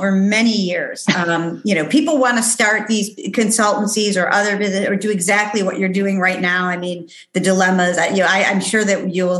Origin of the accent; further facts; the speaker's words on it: United States; moved away as an adult; also born or lived in Switzerland; being an American woman